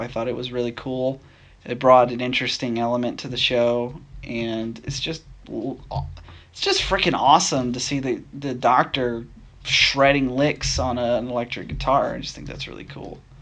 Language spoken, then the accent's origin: English; Nashville, Tennessee, United States; I'm from Nashville, Tennessee. I was born and raised in Tennessee.